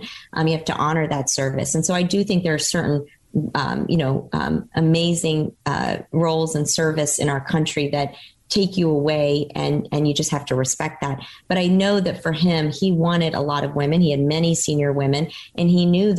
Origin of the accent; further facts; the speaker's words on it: Dallas, Texas, United States; English is a second language; also born or lived in Cairo, Egypt; I was born in Cairo, Egypt, and I had one sister at the time, who was my younger sister, and my family, my parents decided to immigrate from Cairo to Dallas, Texas, when I was a very young girl